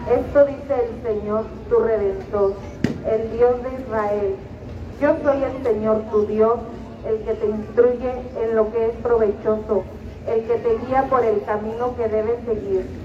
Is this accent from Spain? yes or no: no; Mexico; esta solemnidad que celebramos no solo como mexicanos, sino como católicos